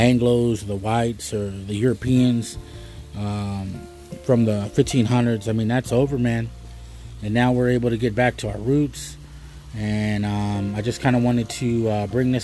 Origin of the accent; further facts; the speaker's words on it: United States; I call myself a Chicano